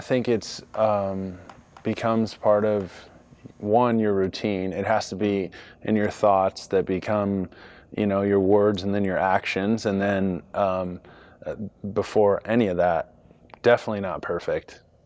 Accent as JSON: {"language": "English", "town": "Rancho Santa Margarita", "region": "California", "country": "United States", "tie": "born or raised there", "also_born_or_lived": "Long Beach, California", "moved": "as an adult", "lives_now": "Chicago, United States", "said": "Southern California, born in Long Beach, uh, grew up in Orange County, Rancho Santa Margarita, Michigan, Viejo"}